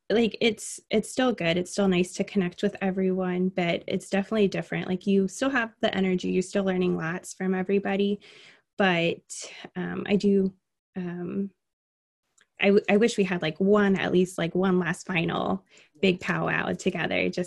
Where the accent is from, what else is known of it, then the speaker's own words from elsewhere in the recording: Miami, Florida, United States; also born or lived in Alaska; now in Indiana, United States; So, I am not originally from Indiana, I'm originally from Miami. And my dad was in the Army, so we moved throughout the entire um, United States for the most part. And we actually moved here from Alaska.